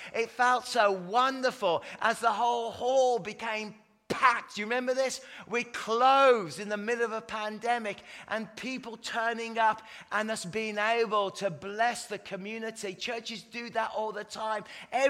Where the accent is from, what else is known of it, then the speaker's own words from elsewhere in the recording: Canada; I'm actually Canadian, but this is my put my English accent on.